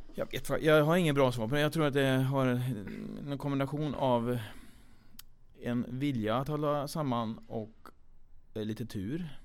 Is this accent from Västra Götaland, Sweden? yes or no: no; Kil, Värmland, Sweden; vi är från Kil båda två